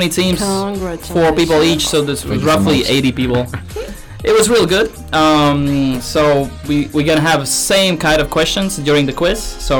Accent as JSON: {"language": "English", "country": "Latvia", "lives_now": "Denmark", "said": "I'm coming from Latvia. We have beautiful beaches there."}